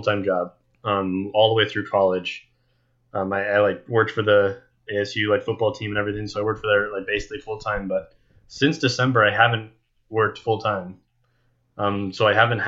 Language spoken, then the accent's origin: English; United States; being an American